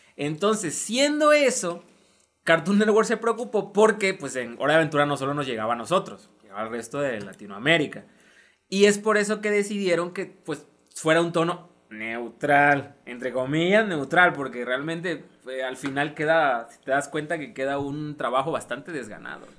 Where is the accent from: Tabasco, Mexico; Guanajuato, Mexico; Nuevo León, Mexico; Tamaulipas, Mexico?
Tabasco, Mexico; accent: Tabasqueño (coastal); mi acento de costa sea lo más neutro posible. Y yo me doy cuenta cuando se me sale mi acento de costa. Se me sale lo tabasqueño.